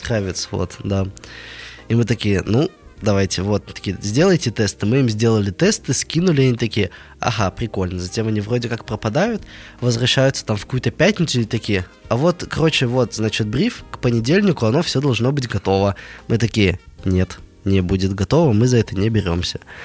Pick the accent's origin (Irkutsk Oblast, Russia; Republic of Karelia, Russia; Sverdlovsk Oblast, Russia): Sverdlovsk Oblast, Russia; Nizhny Tagil; я сам из Нижнего Тагила. Вот э, такой производственный заводской город – где люди к 40 годам спиваются, идут на УВЗ с утра, приходят домой, пьют пиво и ложатся спать. Вот. Э, в таком городе я прожил 19 лет